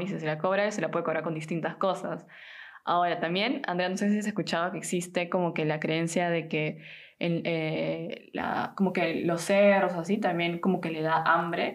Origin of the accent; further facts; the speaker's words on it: Peru; now in Germany; soy de Perú, tengo 26 y vivo desde hace un tiempo en Alemania